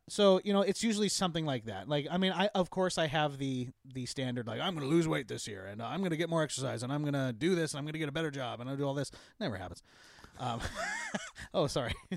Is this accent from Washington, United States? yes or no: yes; Eastern Washington, United States; I grew up in Eastern Washington